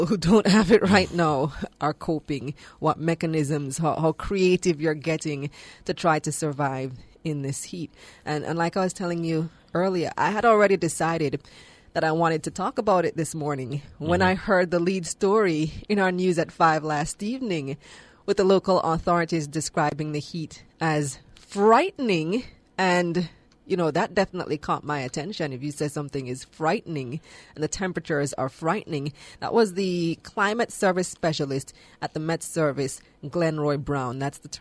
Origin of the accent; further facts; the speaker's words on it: Belmopan, Cayo District, Belize; now in Kingston, Jamaica; I am from a country, well, my hometown in particular is one of the hottest parts of the country, Belmopan, which is the center of the country